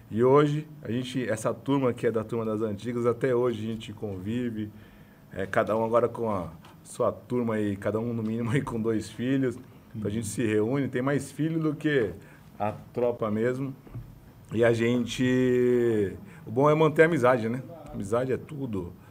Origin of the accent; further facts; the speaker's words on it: Osasco, São Paulo, Brazil; born there; eu nasci em Osasco, tive a oportunidade, graças a Deus, ali de conviver com grandes pessoas.